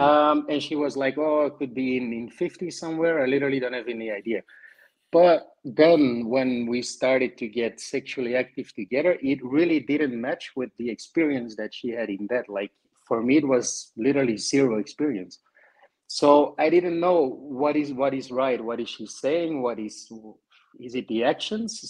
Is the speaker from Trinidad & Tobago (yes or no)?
no; Belgium; I'm from Belgium, so north of Europe.